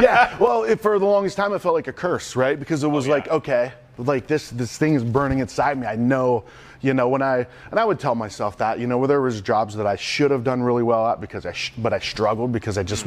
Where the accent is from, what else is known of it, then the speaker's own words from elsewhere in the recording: Youngstown, Ohio, United States; growing up outside of Youngstown, Ohio, super blue collar